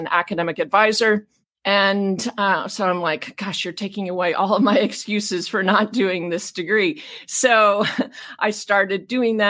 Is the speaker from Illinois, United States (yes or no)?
yes; Champaign, Illinois, United States; also born or lived in Ohio; I was born in Ohio and grew up mainly in Champaign, Illinois.